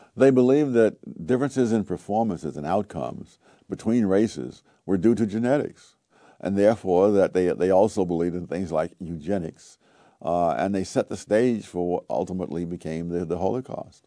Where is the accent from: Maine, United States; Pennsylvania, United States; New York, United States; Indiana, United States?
New York, United States; New York City; I grew up in Harlem in the nineteen forties, nineteen fifties